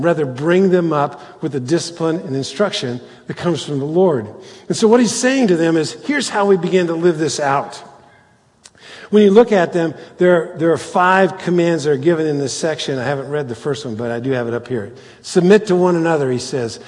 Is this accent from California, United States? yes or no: no; Cincinnati, Ohio, United States; we're Cincinnatians